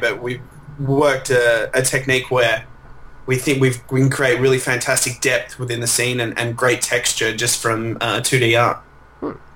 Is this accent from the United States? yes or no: no; Melbourne, Victoria, Australia; I'm from Melbourne